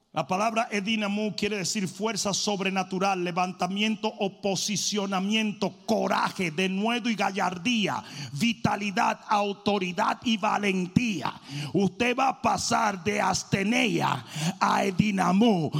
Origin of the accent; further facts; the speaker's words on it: Dominican Republic; moved away; Yo como dominicano vine nadando de República Dominicana